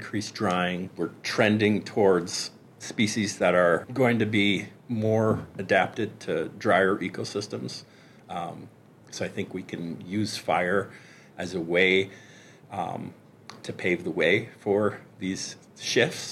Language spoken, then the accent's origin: English; California, United States; As a Californian